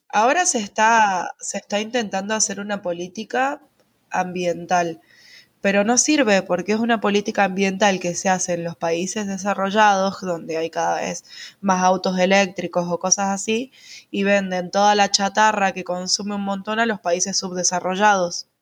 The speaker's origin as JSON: {"language": "Spanish", "town": "San Rafael", "region": "Mendoza", "country": "Argentina", "tie": "born or raised there", "moved": "as an adult", "said": "San Rafael, que es de donde yo soy"}